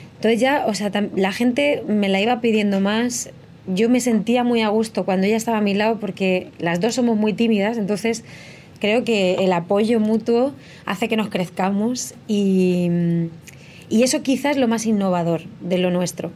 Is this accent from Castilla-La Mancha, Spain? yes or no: yes; Letur, Castilla-La Mancha, Spain; moved away as an adult; also born or lived in Albacete / Murcia / Madrid; soy nacida en Albacete, criada en un pueblo muy pequeño que se llama Letur, que está en la sierra del Segura